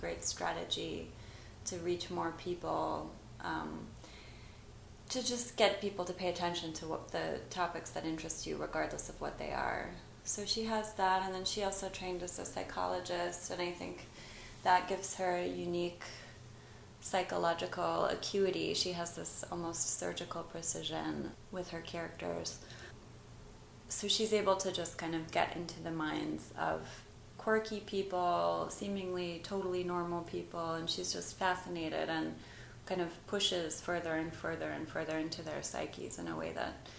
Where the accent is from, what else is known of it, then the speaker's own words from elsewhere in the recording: Oklahoma, United States; first language English; moved away; also born or lived in Buenos Aires; I grew up monolingual in Oklahoma